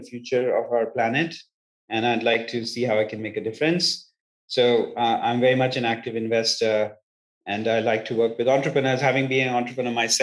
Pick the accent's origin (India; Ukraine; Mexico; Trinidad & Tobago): India; moved away as an adult; also born or lived in England / United States; now in Palo Alto, United States; I was born in England, brought up in India, did my grad studies in the United States and have lived in three separate continents for significant periods of my life and time.